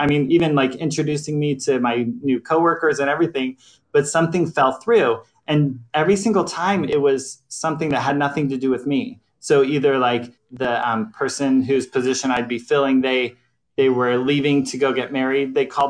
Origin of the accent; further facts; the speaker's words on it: Florida, United States; born there; now in Hillsboro, United States; I was born in Florida and military family, so we bounced around a lot. But majority on the East Coast